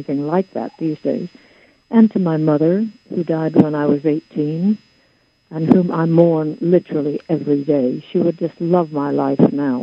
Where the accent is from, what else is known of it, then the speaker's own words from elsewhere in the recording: Chevy Chase, Maryland, United States; I grew up in and around Washington, D.C.